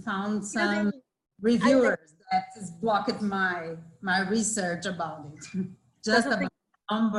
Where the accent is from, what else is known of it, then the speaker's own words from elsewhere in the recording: South Region, Brazil; English is a second language; I'm from Brazil. I'm from the south of Brazil, actually. My university is Univali. I'm a professor here.